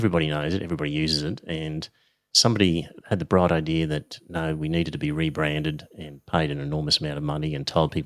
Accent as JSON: {"language": "English", "town": "Brisbane", "region": "Queensland", "country": "Australia", "tie": "born or raised there", "said": "I grew up in Clayfield, which is a suburb next to Hendra, and that's where all of the horse racing stables were."}